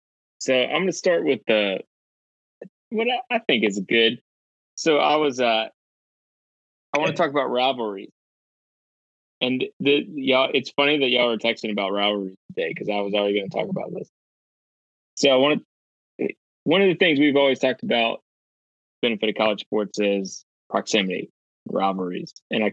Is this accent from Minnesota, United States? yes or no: no; Michigan, United States; I'm older than 25, but I grew up in Michigan as a U of M fan.